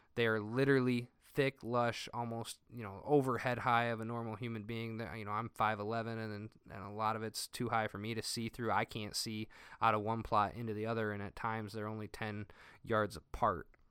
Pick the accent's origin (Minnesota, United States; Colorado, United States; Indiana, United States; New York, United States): Indiana, United States; Northern; I'm from Northern Indiana